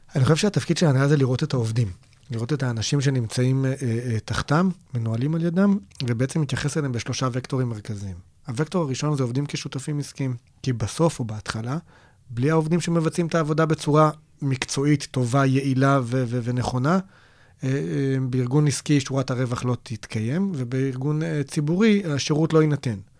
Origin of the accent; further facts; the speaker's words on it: Israel; also born or lived in Nir Banim, near Kiryat Gat; בבסיס שלנו, אנחנו ישראלים